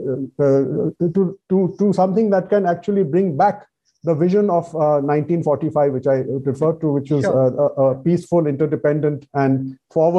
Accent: India; as an Indian

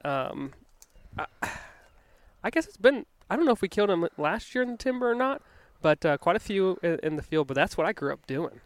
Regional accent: Virginia, United States; moved away; also born or lived in Denver; growing up in Virginia

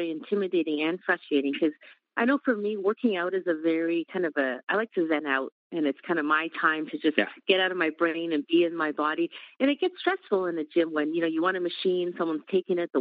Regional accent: Calgary, Alberta, Canada; now in Seattle, United States; I'm Canadian. I was born up in Calgary. I've been in Seattle area for well over a decade now

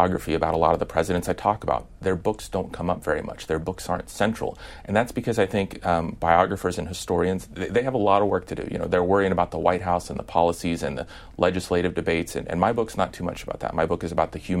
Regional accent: Midwest, United States; I'm from the Midwest

